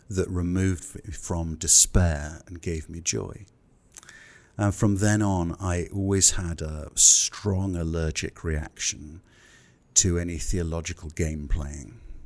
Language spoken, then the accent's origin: English; England, United Kingdom; I'm English